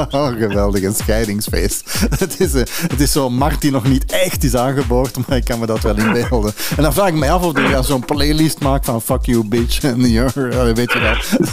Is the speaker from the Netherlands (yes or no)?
no; Antwerp, Flanders, Belgium; bij ons in Antwerpen